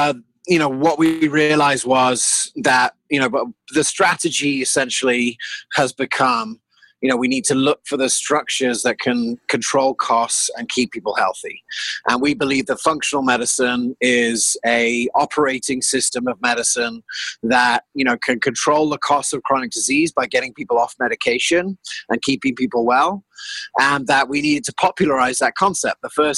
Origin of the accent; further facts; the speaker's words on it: South Africa; also born or lived in England; I grew up half in South Africa and half England.